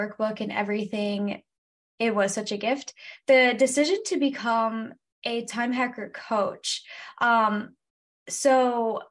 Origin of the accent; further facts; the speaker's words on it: Michigan, United States; I am from Michigan, America's High Five, and that's where I currently live.